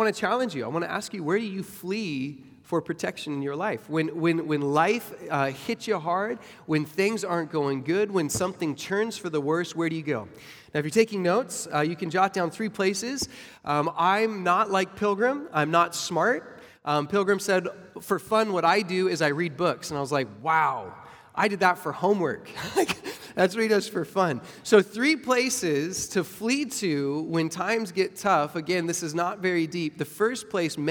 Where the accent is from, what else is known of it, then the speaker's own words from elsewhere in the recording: Arizona, United States; moved away as an adult; now in Florida, United States; now that I live in Florida, I'm from Arizona, and so I remember the first 8 days we moved to Florida 7 years ago